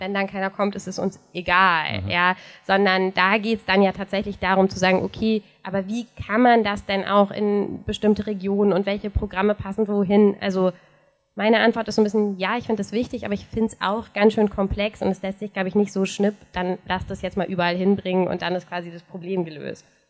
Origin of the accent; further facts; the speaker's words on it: North Rhine-Westphalia, Germany; in meiner Heimatstadt in NRW mit fast 60.000 Einwohnern gibt es seit 1998 kein Kino mehr